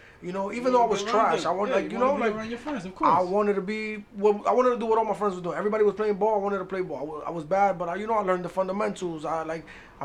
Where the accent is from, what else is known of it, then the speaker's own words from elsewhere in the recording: New York City, New York, United States; I'm from the Heights, born and raised.